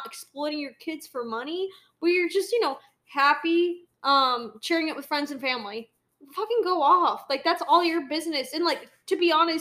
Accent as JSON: {"language": "English", "region": "Ohio", "country": "United States", "said": "we're also from Ohio."}